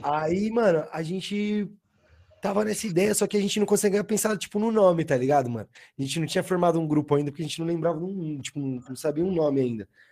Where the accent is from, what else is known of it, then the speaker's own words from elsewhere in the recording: Osasco, São Paulo, Brazil; now in Osasco, Brazil; eu nasci ali, mano, tá ligado? Tipo, tem o, onde perto do céu ali, onde tem um, um pico de skate